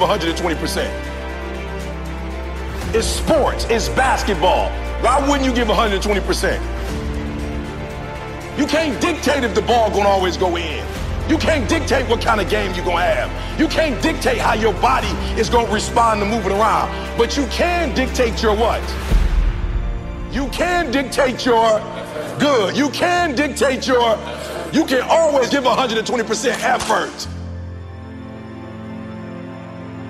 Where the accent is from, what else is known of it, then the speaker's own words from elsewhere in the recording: Chicago, Illinois, United States; I'm from Chicago, South Side, I ain't have my father in my life.